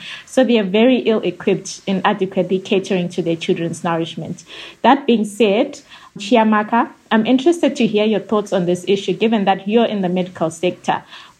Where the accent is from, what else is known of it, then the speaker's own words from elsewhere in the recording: Zimbabwe; moved away as an adult; now in Malaysia; I'm from Zimbabwe. I'm currently studying my undergraduate degree in Malaysia